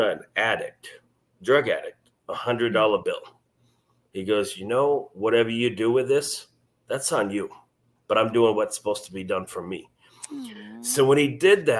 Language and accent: English; Maine, United States; moved away as an adult; now in Missouri, United States; I'm originally from Maine